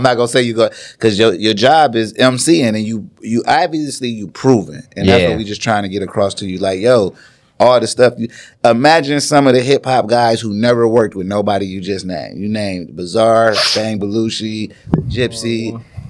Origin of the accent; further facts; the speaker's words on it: Ann Arbor, Michigan, United States; well, yeah, I opened up for …, like in Ann Arbor, like in my hometown.